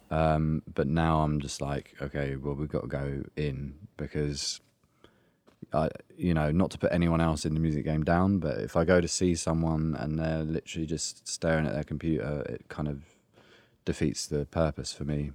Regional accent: Essex, East of England, United Kingdom; moved away; I'm from Essex originally

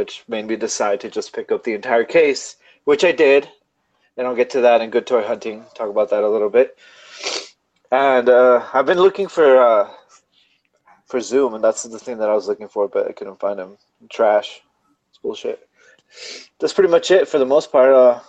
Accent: California, United States; now in Texas, United States; I'm from California, so the way that it works here is so much faster and so much more efficient. Well, I live in Texas

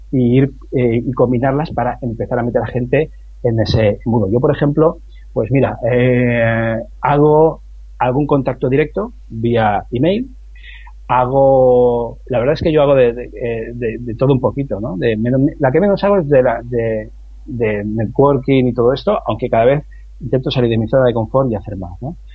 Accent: Pecer, Valencian Community, Spain; ese pueblo, que es de donde soy yo, que es de Pecer, en, en Alicante

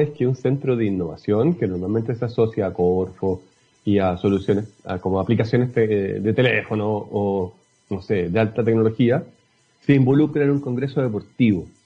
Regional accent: Chile; una de las cosas que más necesitamos como, sociedad chilena, latinoamericana, es que las experiencias que se desarrollan acá, que son exitosas, queden plasmadas en algún lugar

